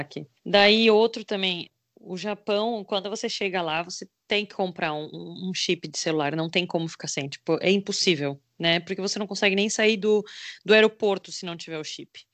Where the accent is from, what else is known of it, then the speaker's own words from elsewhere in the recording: Brazil; a gente é do Brasil